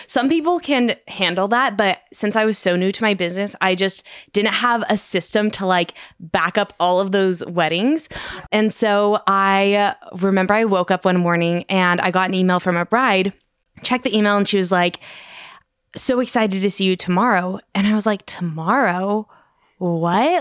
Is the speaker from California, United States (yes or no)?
yes; Sacramento, California, United States; I'm from Sacramento. I actually live fifteen minutes from Joe and Christy